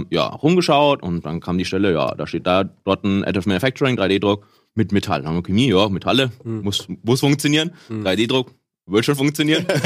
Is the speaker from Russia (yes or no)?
no; Munich, Bavaria, Germany; ich komme aus München, wollte eigentlich da auch recht bleiben